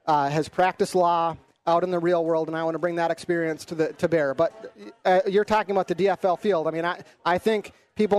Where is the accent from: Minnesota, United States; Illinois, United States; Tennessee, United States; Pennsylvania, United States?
Minnesota, United States; Anoka County; growing up in Anoka County